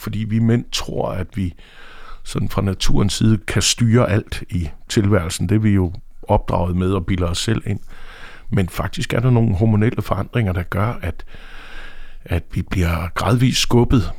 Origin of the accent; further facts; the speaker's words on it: Aarhus, Central Denmark Region, Denmark; now in Copenhagen, Denmark; Jeg er fra Aarhus oprindeligt